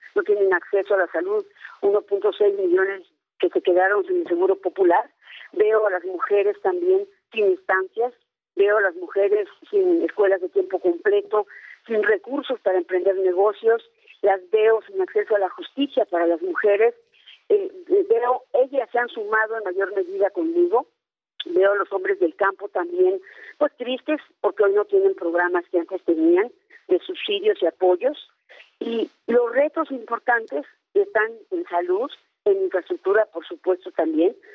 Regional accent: Sierra de Hidalgo, Mexico; Yo en mi pueblo, que es la Sierra de Hidalgo

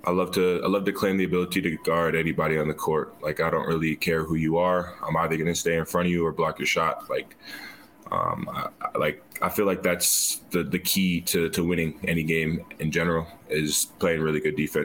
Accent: Minnesota, United States; I'm from Minnesota, so I'm about 3 hours north of Ames.

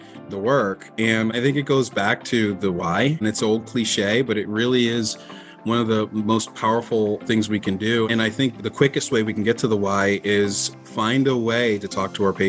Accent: just outside of Atlantic City, New Jersey, United States; I'm from South Jersey originally, and just outside of Atlantic City

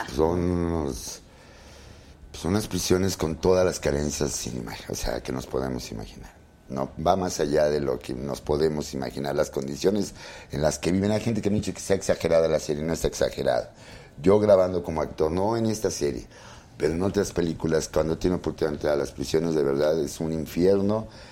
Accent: Puebla, Mexico; moved away as an adult; now in Mexico City, Mexico; yo soy de Puebla, entonces a mí, cuando yo llegué muy joven a la Ciudad de México

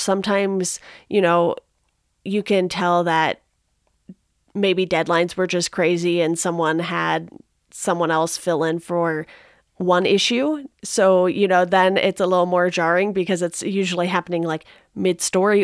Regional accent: Southern California, United States; growing up in Southern California

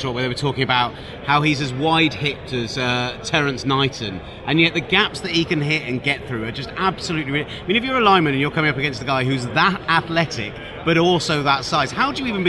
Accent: United Kingdom; because we're British

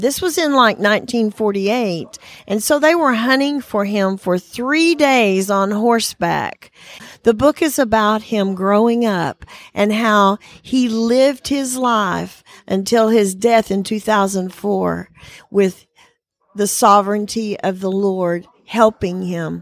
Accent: Kiamichi Mountains, Oklahoma, United States; now in Oklahoma City, United States; I'm from the Kameshi Mountains, and that's where Bud was from

